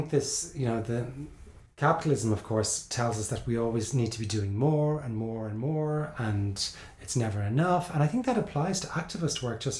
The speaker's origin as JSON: {"language": "English", "country": "Ireland", "tie": "born or raised there", "moved": "yes", "said": "I grew up in Ireland"}